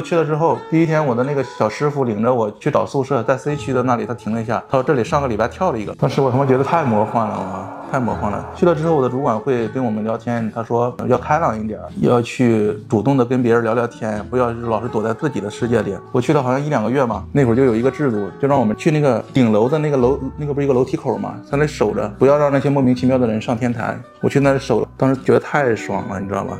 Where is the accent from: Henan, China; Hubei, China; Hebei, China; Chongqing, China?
Hebei, China; moved away as an adult; now in Shenzhen, China; 我说我是河北的